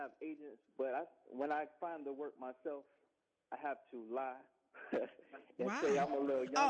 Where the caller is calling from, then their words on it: Atlanta, Georgia, United States; I'm out of Atlanta.